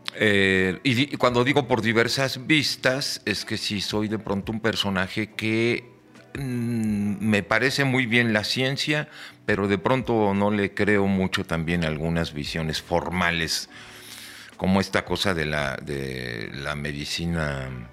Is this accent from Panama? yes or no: no; Mexico